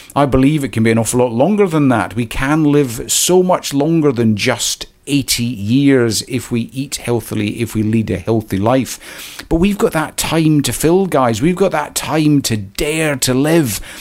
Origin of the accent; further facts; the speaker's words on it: Scotland, United Kingdom; moved away as an adult; also born or lived in Canada; I was born uh, in Scotland, a wee village